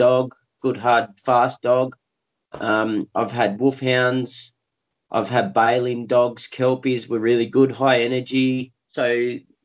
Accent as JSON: {"language": "English", "country": "Australia", "said": "I'm from Australia, down south"}